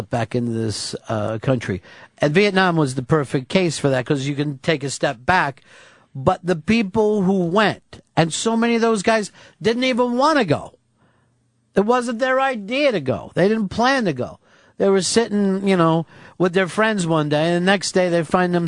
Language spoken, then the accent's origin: English; New York, United States; I'm from New York